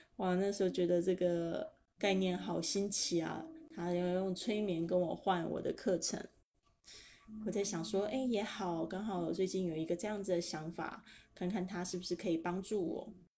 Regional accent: Keelung, Taiwan; also born or lived in Spain; 搬到基隆的小渔村，我一直都还蛮怀念那个渔村的生活

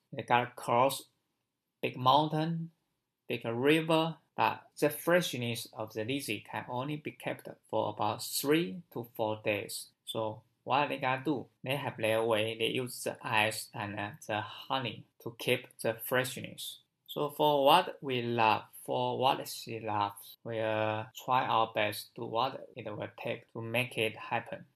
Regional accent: China; from China.

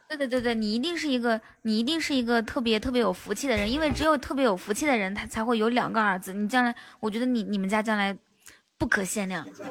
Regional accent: near Baotou, Inner Mongolia, China; 内蒙古包头附近

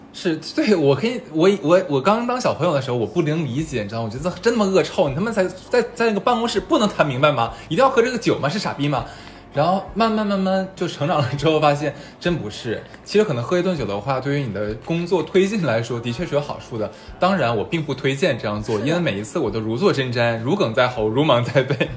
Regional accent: Harbin, Heilongjiang, China; moved away; 因为我是东北的，我酒量特别差

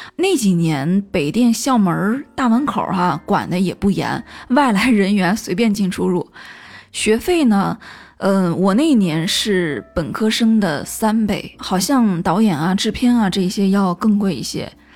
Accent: Qingdao, Shandong, China; accent: Qingdao dialect; 用我们青岛话来说就是过一路

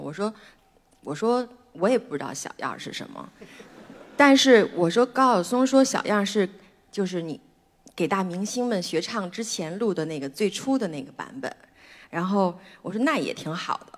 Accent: Beijing, China; 我出生在北京，妈妈是拉大提琴的

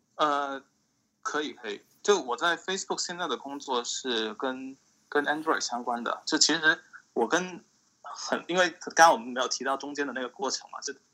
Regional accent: Shantou, Guangdong, China; moved away as an adult; also born or lived in Pittsburgh, United States; now in United States; 我是广东汕头的

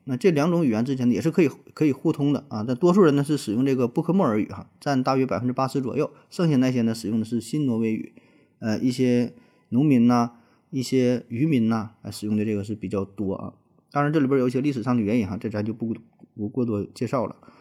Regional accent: China; 作为中国人啊，特别是咱们这一代八零后、九零后

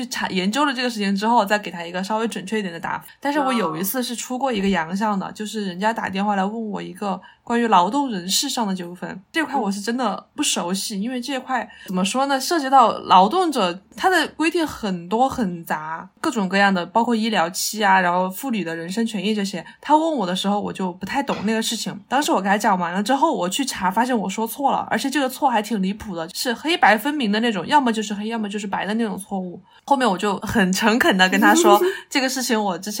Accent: China; 还是要相信我们中国人的胃。

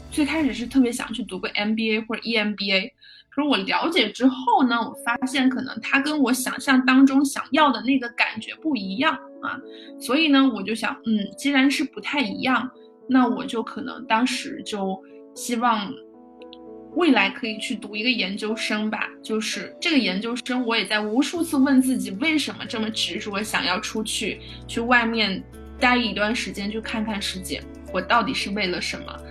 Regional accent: Chengdu, Sichuan, China; 分部是在成都，也就是我的家乡

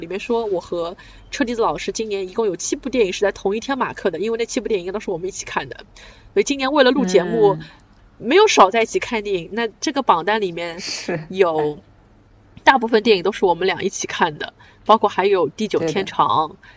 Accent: China; 对我嗯。一个中国人来说

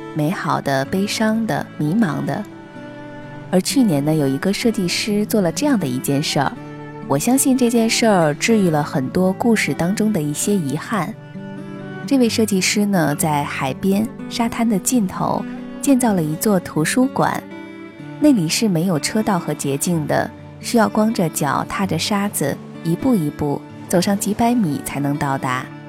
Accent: Qinhuangdao, Hebei, China; now in Xianyang, China; 秦皇岛是家乡，而咸阳是我工作和生活的地方

